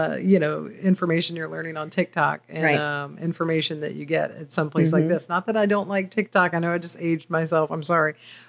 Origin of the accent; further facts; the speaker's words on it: Virginia, United States; moved away as an adult; now in Georgia, United States; I did think it was cool as a kid to go to Washington, D.C. when I was growing up in Virginia.